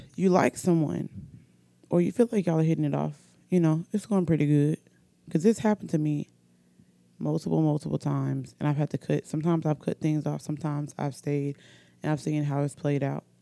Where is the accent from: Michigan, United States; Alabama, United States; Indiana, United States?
Alabama, United States; Oxford; accent: country; also born or lived in Norfolk, Virginia; I'm from Oxford, Alabama. I was born in Norfolk, Virginia, but I've been in Alabama most of my life. Um, I'm pretty sure I have a country accent.